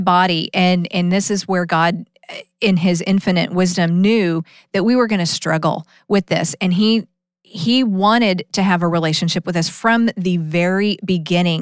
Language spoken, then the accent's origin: English; Austin, Texas, United States; I grew up in Austin